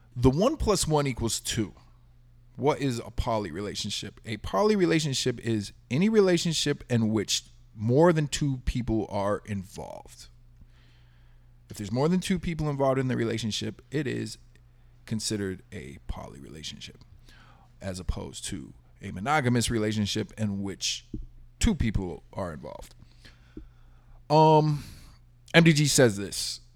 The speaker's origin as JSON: {"language": "English", "region": "Texas", "country": "United States", "tie": "born or raised there", "said": "growing up in Texas"}